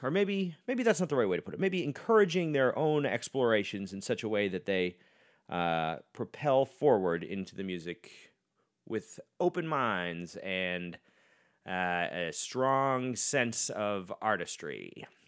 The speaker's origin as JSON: {"language": "English", "town": "West Newbury", "region": "Massachusetts", "country": "United States", "tie": "born or raised there", "moved": "yes", "said": "my hometown of West Newbury, Massachusetts"}